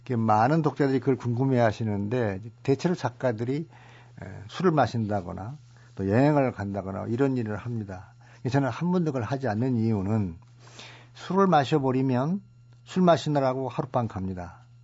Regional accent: Suncheon, South Jeolla, South Korea; 제가 태어난 순천

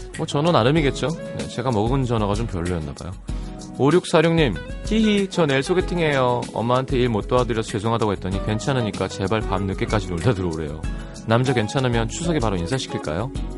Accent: South Korea

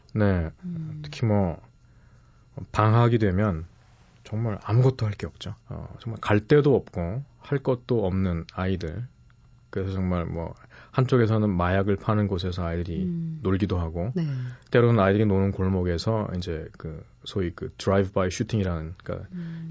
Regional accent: South Korea; moved away as an adult; also born or lived in New York, United States; now in Philadelphia, United States; 한국으로 돌아와서

